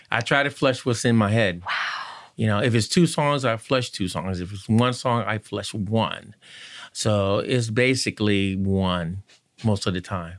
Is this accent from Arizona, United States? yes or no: no; Conway, North Carolina, United States; now in Richmond, United States; I'm from Conway, North Carolina, and I guess they called it the cotton fields